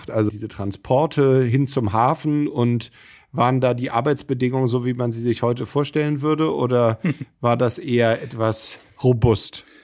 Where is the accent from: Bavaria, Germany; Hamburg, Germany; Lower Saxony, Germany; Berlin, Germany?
Hamburg, Germany; Ja, also als Hamburger Jung und überhaupt, wenn man sich für Segelschifffahrt interessiert, ist einem natürlich der Begriff Passat sehr geläufig